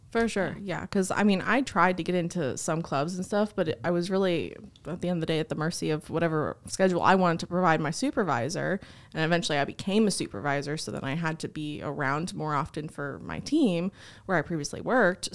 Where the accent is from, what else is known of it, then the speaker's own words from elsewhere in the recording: New Jersey, United States; moved away as an adult; now in Missouri, United States; I'm originally from New Jersey, so I started my college experience there at a community college. We wound up moving to Missouri